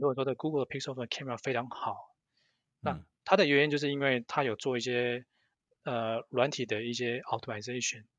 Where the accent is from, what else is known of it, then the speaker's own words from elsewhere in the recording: Southern California, United States; now in Silicon Valley, United States; 刚来美国的时候是在南加州，呃，小时候在那边长大，也在那边念书。然后后来，呃，工作一开始也是先在南加州，呃，呃，在 Cisco 跟 Qualcomm 待好一段时间